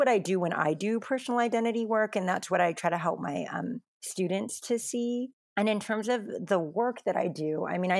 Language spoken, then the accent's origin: English; United States; I'm Asian American, specifically I'm Taiwanese American, second generation, I'm not a heritage language speaker